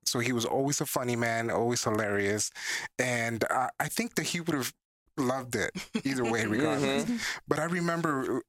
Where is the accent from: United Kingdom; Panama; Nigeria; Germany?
Panama; moved away; I'm from Panama.